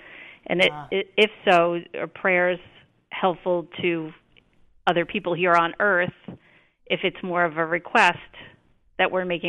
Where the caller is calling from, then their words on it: New York, United States; New York, Long Island, New York.